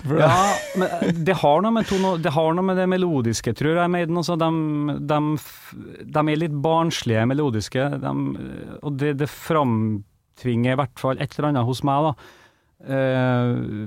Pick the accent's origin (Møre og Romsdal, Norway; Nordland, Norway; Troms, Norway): Møre og Romsdal, Norway; Kristiansund; hjemme i Kristiansund